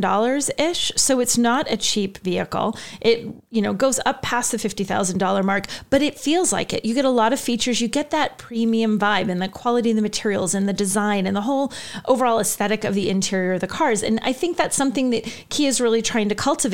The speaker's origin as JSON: {"language": "English", "region": "New England", "country": "United States", "said": "I'm from New England"}